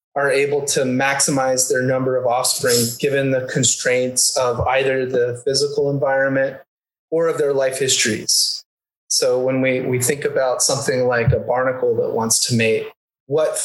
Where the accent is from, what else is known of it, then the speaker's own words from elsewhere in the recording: the South, United States; growing up in the South